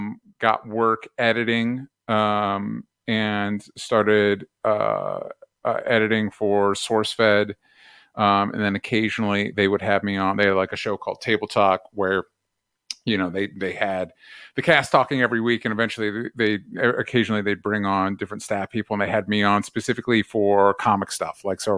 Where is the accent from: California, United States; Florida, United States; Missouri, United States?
Florida, United States; Tampa; We moved around a bunch when I was a kid, but mostly Florida.